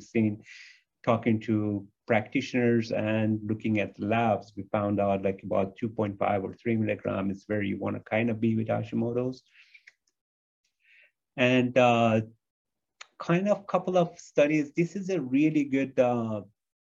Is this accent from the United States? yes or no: yes; United States; a lot of us as American are inflamed all the time because we eat inflammatory foods.